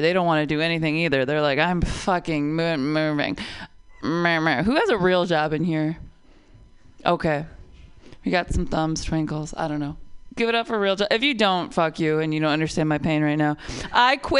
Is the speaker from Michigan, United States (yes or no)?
yes; Detroit, Michigan, United States; also born or lived in Oakland; now in San Francisco Bay Area, United States; I'm from Detroit. That's where I moved from